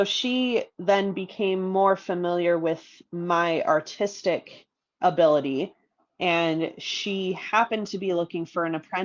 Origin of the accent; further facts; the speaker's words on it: Minnesota, United States; now in Colorado, United States; I grew up in Minnesota